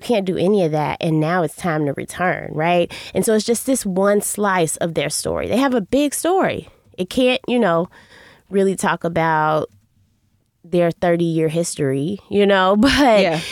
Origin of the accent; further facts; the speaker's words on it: Chicago, Illinois, United States; I'm from Chicago, I'm from the South Side